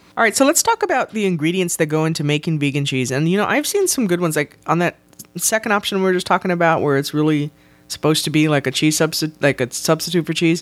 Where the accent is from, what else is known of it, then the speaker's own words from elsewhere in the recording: South Texas, United States; I am from South Texas